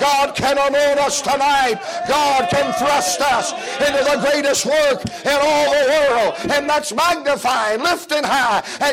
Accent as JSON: {"language": "English", "region": "the South", "country": "United States", "said": "I'm a Southerner"}